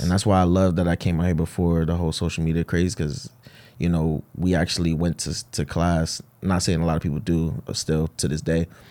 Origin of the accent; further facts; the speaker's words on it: Hartford, Connecticut, United States; born and raised in Bowes Park, Hartford, Connecticut